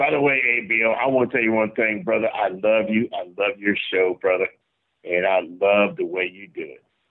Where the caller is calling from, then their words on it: Jacksonville, Florida, United States; I'm calling from Northeast Florida in Jacksonville, Florida.